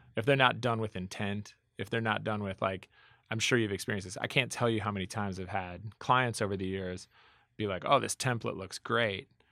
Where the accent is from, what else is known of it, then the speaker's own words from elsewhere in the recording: Minnetonka, Minnesota, United States; moved away; also born or lived in Boston; I grew up in Minnetonka, Minnesota